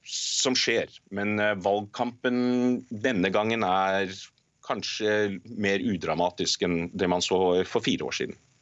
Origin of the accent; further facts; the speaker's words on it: Norway; now in Canada; jeg er norsk